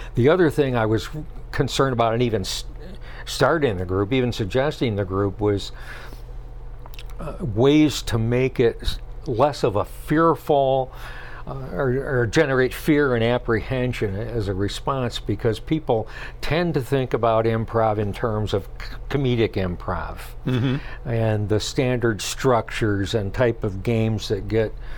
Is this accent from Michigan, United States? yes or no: yes; Jackson, Michigan, United States; moved away as an adult; now in Traverse City area, United States; I grew up in the Jackson area